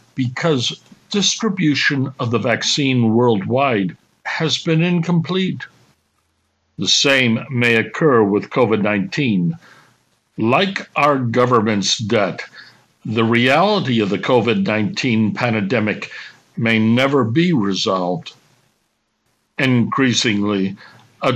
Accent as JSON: {"language": "English", "country": "United States", "said": "being an American"}